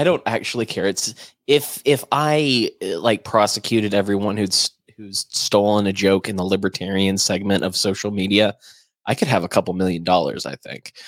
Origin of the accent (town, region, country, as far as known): United States